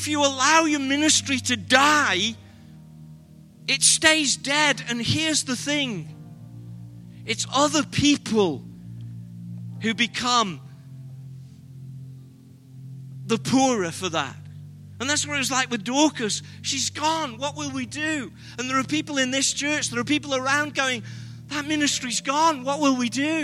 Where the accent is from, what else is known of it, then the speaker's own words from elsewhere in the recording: England, United Kingdom; We're British